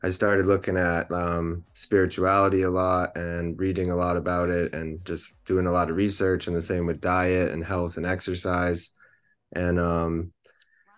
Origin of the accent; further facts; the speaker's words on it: Concord, Massachusetts, United States; I'm from the Concord area